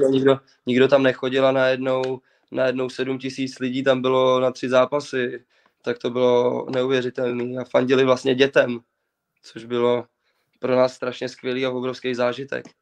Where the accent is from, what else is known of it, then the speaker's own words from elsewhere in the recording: Czechia; jsme Češi